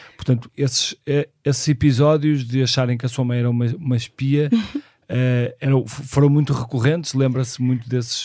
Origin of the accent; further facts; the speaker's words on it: Porto, Norte, Portugal; nasci no Porto em 1976